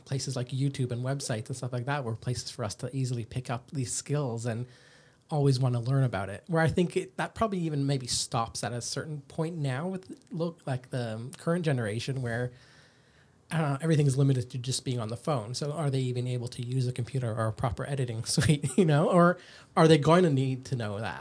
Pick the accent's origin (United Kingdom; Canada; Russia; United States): Canada; now in Australia; I'm from Canada